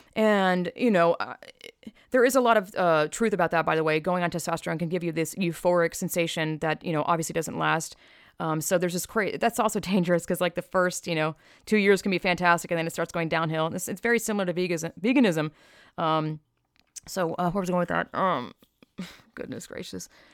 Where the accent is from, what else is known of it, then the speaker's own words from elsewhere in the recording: the South, United States; I was raised in the South